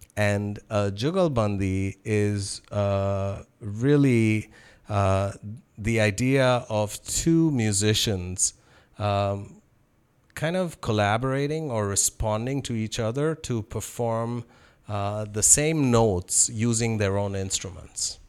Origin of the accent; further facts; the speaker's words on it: Toronto, Ontario, Canada; learned that I was from Toronto